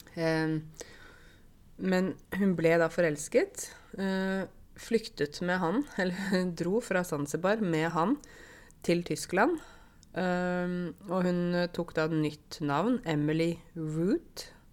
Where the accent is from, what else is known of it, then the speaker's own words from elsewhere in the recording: Åmot, Buskerud, Norway; accent: Modum dialect; Jeg vokste jo opp i Åmot i Modum kommune